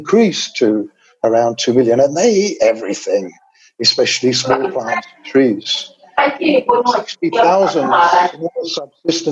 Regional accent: London, United Kingdom; also born or lived in Botswana; now in Uganda; I was born in 1950 in London.

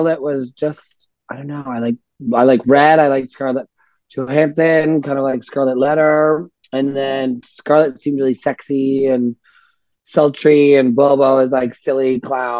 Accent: Ottawa, Ontario, Canada; I'm from Ottawa originally

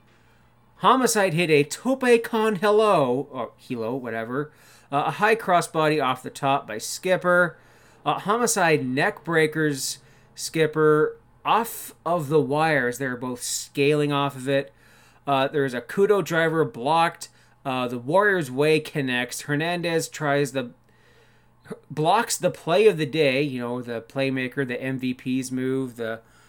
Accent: Canada; I'm Canadian. It's my civic duty as a Canadian

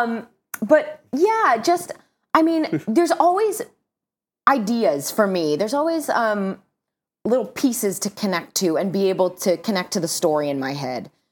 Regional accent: Southern California, United States; I'm from Southern California

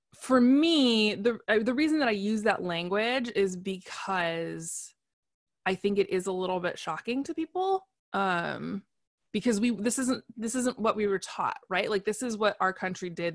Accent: United States; I'm an American

